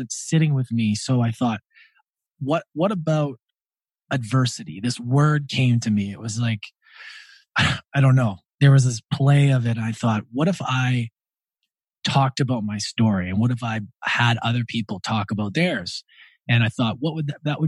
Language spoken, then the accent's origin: English; Edmonton, Alberta, Canada; moved away; also born or lived in Australia; I grew up in Edmonton, Alberta, Canada.